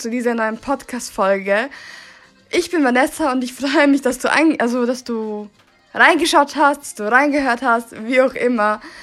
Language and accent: German; Svilajnac, Šumadija and Western Serbia, Serbia; German is a second language; ich komme aus Serbien in einer Stadt aus äh, Svilajnac, äh, in der Nähe von Kragujevac und auch in der Nähe von ähm, äh, Despotovac.